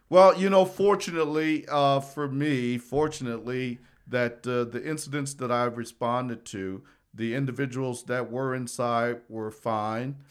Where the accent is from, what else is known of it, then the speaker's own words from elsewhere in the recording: South Bend, Indiana, United States; moved away as an adult; also born or lived in Hutchinson, Kansas; I'm from South Bend, Indiana